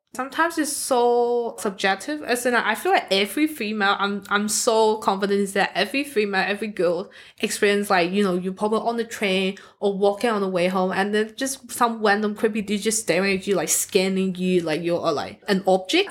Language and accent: English; Hong Kong; now in Australia; I'm from Hong Kong